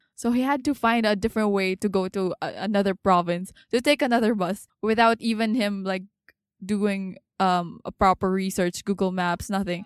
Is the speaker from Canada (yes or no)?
no; Dubai, United Arab Emirates; I'm from Dubai